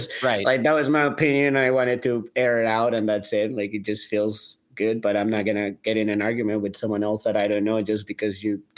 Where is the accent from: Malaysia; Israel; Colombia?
Colombia; now in St. Louis, United States; About myself, I come from Colombia. Originally from Colombia, now obviously living in St. Louis, probably 13 years or so now.